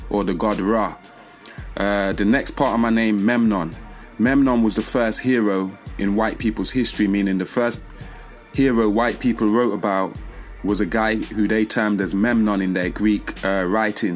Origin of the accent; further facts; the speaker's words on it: Leicester, East Midlands, United Kingdom; I incarnated in England, UK, Leicester, which is like bang in the middle of England.